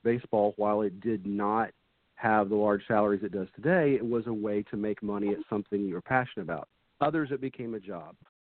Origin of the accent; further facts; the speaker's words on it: Dayton-Cincinnati area, Ohio, United States; now in Pensacola, United States; I grew up in the Dayton-Cincinnati area